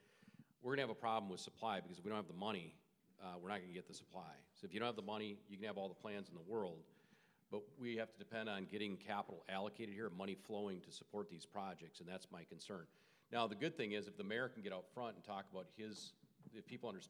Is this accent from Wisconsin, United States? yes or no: yes; Wisconsin, United States; now in Minneapolis, United States; I grew up in Wisconsin, but moved here in 89, been a proud citizen of Minnesota and so proud of our city for so many years.